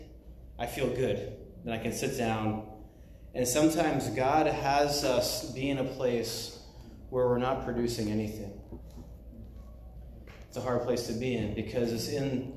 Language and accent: English; United States; moved away; also born or lived in China; being American